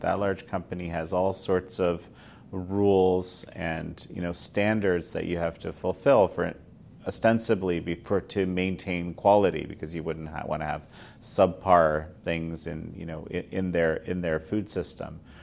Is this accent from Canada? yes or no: yes; Canada; as a Canadian